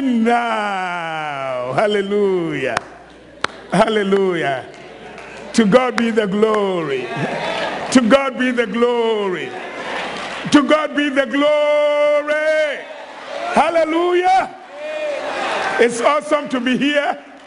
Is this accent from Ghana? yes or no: yes; Ghana; moved away as an adult; also born or lived in Nigeria; I'm from Ghana, like you've been told. And I was in Nigeria for 25 years.